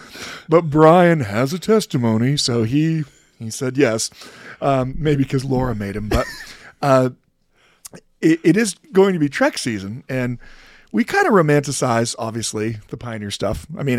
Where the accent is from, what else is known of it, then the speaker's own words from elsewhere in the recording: Idaho, United States; I'm from Idaho.